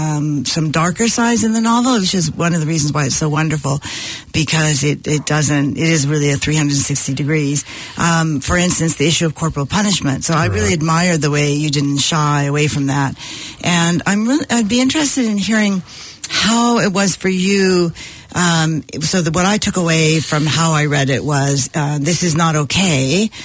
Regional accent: United States; I'm American

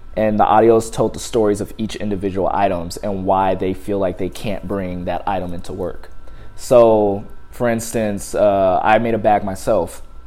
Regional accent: Compton, California, United States; moved away; Use all my type of slangs that I grew up using in Compton

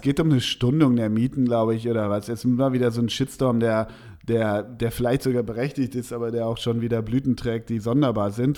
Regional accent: Schalke region, North Rhine-Westphalia, Germany; Ich komme ja grob aus der Region.

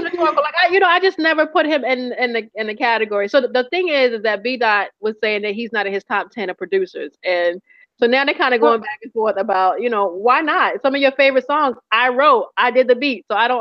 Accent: the South, United States; So what I'm saying is, you know, I'm from the South, but mainly the hip hop that I listen to is not really

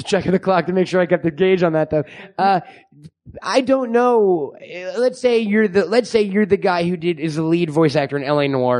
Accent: New York, United States; New York. I'm from New York.

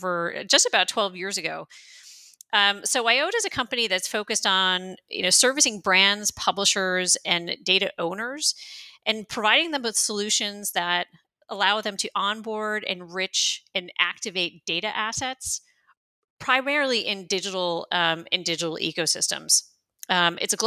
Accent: United States; moved away as an adult; now in Berlin, Germany; I am an American who's been living in Germany, in Berlin, for the last 22 years.

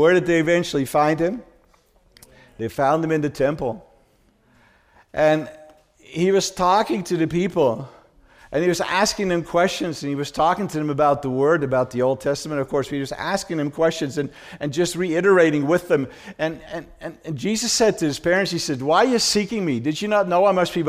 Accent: Amsterdam, North Holland, Netherlands; That's how I was raised in Holland. I was born in Amsterdam.

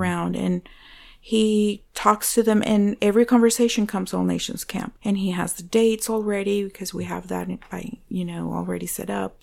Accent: Venezuela; English is a second language; now in United States; I was born in Venezuela, uh, to Christian parents.

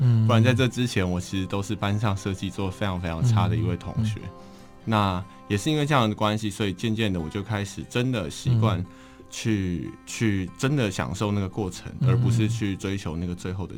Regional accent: Taipei, Taiwan; 我从小在台北长大，

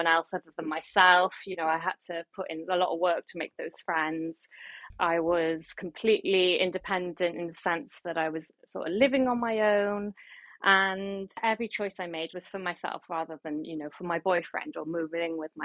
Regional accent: Barry, Wales, United Kingdom; moved away as an adult; now in London, United Kingdom; I'm from Barry Island, you know, it's a small town, but I did grow up near Cardiff.

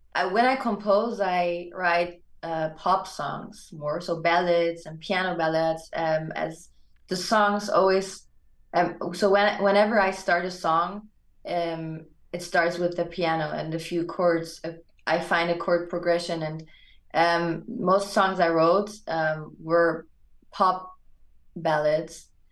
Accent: Germany; English is a second language; also born or lived in Hamburg, Germany; I was born and raised in Germany

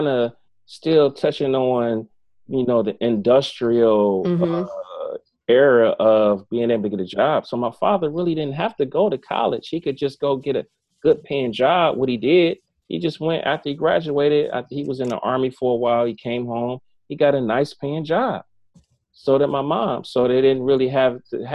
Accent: East Cleveland, Ohio, United States; That's in my neck of the woods. I'm from East Cleveland

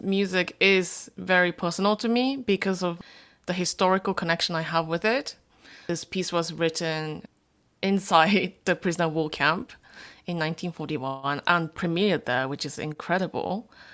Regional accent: Japan; I'm a third generation Korean. born and raised in Japan.

